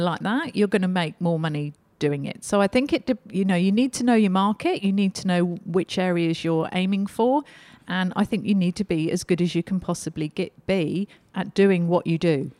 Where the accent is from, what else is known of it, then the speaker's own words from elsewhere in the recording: Australia; we're Australian.